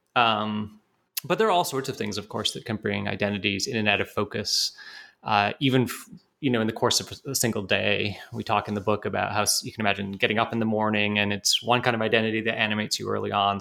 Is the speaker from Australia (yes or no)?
no; Canada; moved away as an adult; also born or lived in United Kingdom / Montreal, Canada / Toronto, Canada; now in Pennsylvania, United States; I'm um, actually British by birth, but grew up in Canada